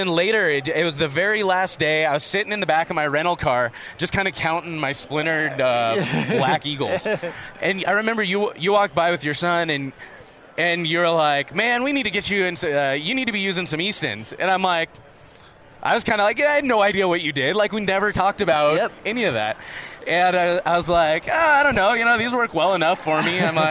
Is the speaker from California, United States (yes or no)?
yes; California, United States; moved away; I'm from California